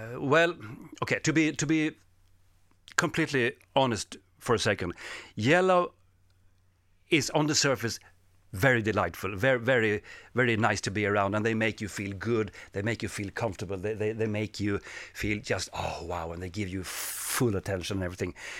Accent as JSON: {"language": "English", "country": "Sweden", "second_language": "English", "said": "I am from Sweden"}